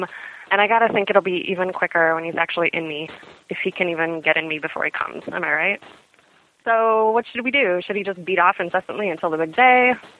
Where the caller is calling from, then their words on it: Pittsburgh, Pennsylvania, United States; I'm calling from Pittsburgh